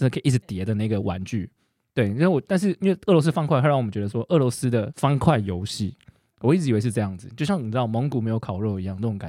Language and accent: Chinese; Taiwan; 他比我们台湾人很多台湾人的那种用语都用的更好。